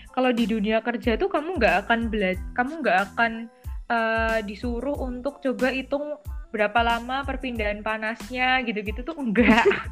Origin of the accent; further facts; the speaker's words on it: Java, Indonesia; accent: medok (Javanese-accented); aku kan medok